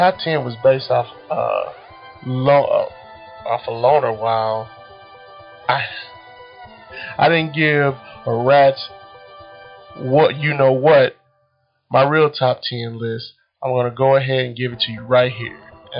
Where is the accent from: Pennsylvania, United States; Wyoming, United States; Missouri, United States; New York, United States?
Missouri, United States; Kansas City; I became a fan because I grew up in Kansas City, and I'm loyal to my city. The city that I love.